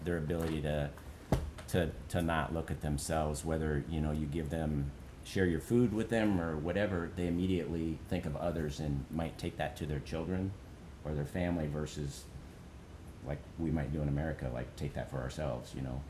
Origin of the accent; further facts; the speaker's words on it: Charles City, Iowa, United States; I grew up in Charles City, and uh, went to school at Northern Iowa.